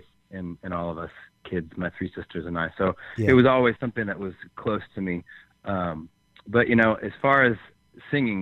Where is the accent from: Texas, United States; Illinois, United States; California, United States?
Illinois, United States; Chicago; now in Nashville, United States; I grew up just outside Chicago and then lived in Chicago for years